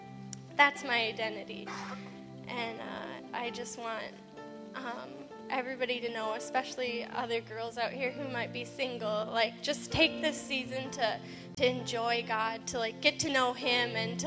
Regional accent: Minnesota, United States; Excuse the coat. I'm from Minnesota, but I'm still freezing right now.

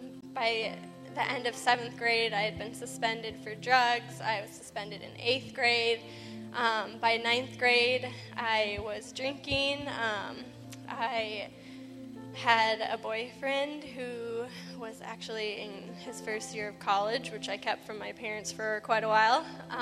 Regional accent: Minnesota, United States; Excuse the coat. I'm from Minnesota, but I'm still freezing right now.

